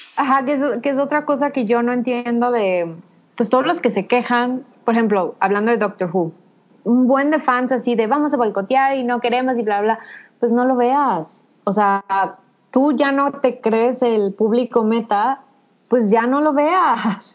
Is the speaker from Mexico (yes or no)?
yes; Mexico; somos mujeres mexicanas